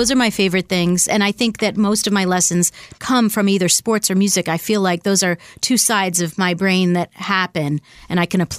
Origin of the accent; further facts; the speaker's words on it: Buffalo, New York, United States; moved away as an adult; also born or lived in Washington, D.C.; now in Boston, United States; I was born in D.C., but I grew up in Buffalo